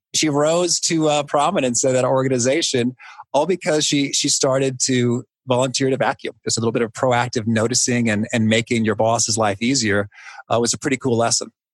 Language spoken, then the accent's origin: English; Danville, Illinois, United States; my hometown of Danville, Illinois